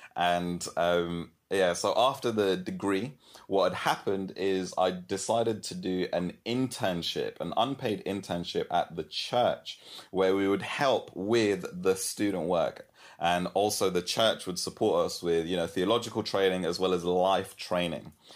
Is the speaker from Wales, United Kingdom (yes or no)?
no; London, United Kingdom; moved away as an adult; also born or lived in Kenya; now in Brighton, United Kingdom; I'm originally from London. Well, actually, I'm originally from Kenya. I was born in Kenya and then moved to London.